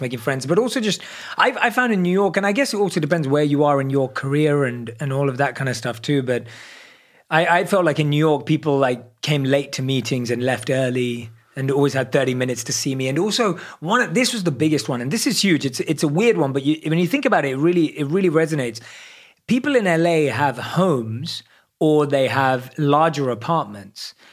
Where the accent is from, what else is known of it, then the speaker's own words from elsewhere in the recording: London, United Kingdom; I'm a born and raised in London.